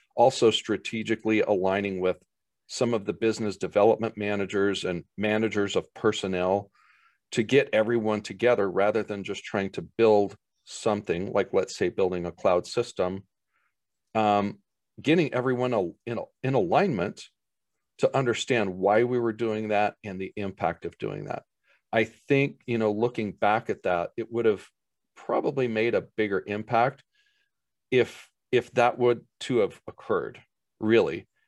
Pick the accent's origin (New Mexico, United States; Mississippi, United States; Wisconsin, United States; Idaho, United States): Idaho, United States; Boise; my hometown area of Boise